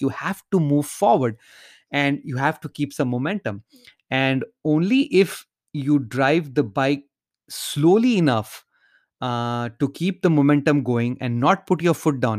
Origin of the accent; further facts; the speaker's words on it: India; moved away; while growing up in India, I used to live in a large subdivision